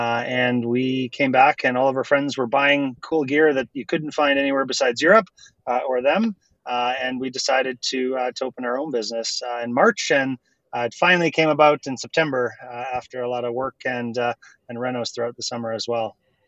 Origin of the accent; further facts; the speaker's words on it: Winnipeg, Manitoba, Canada; moved away as an adult; now in Canmore, Canada; I'm originally from Winnipeg.